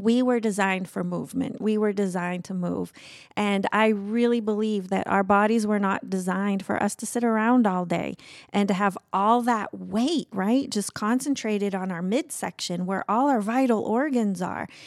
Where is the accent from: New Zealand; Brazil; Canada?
Brazil; moved away as an adult; my life growing up in Brazil